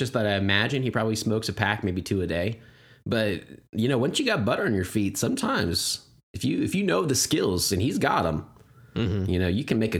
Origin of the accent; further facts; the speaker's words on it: Texas, United States; I'm a Texan. So.